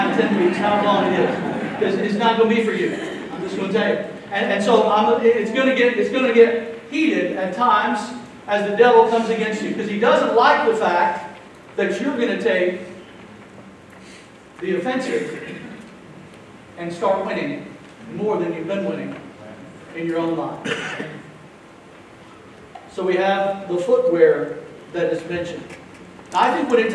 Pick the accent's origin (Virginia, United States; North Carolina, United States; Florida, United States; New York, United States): Florida, United States; Jacksonville; I grew up here in Florida, not far from this very spot, in Jacksonville